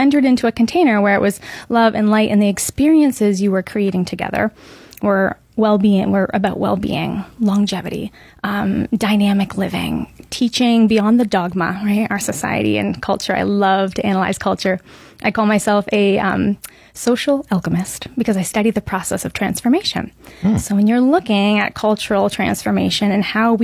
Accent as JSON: {"language": "English", "area": "Muskoka", "region": "Ontario", "country": "Canada", "tie": "born or raised there", "moved": "yes", "lives_now": "Lake Nona, United States", "said": "I'm originally from Canada, born and raised in a small town area of Muskoka, a cottage country"}